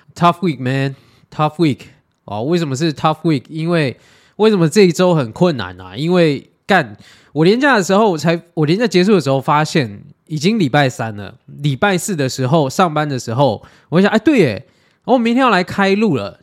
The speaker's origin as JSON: {"language": "Chinese", "country": "Taiwan", "said": "我们台湾人"}